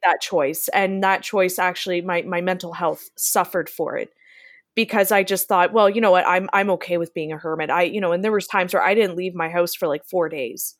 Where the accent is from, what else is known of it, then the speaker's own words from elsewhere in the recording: Niagara, Ontario, Canada; also born or lived in London, Ontario; Niagara, where I live